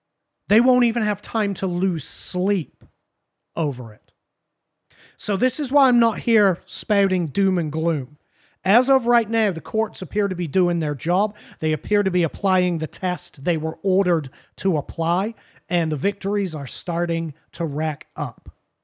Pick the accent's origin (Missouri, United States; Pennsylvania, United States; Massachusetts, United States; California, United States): Massachusetts, United States; Martha's Vineyard; Listen, I'm from Martha's Vineyard. What can I say?